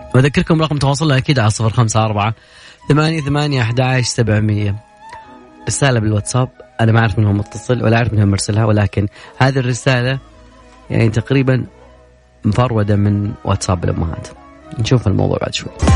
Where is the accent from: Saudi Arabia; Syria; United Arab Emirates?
Saudi Arabia; عندنا في السعودية